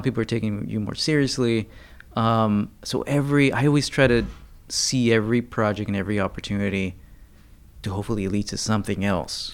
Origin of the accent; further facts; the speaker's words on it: United States; just as Americans